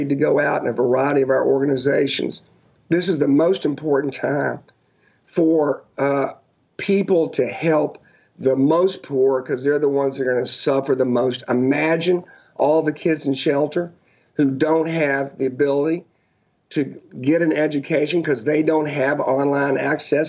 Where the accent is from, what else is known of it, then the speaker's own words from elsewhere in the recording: United States; as American people